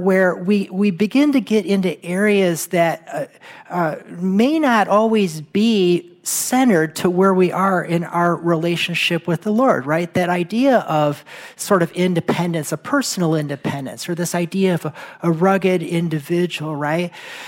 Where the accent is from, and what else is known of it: United States